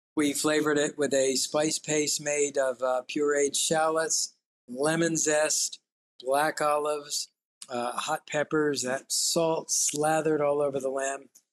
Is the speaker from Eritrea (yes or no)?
no; United States; for me as an American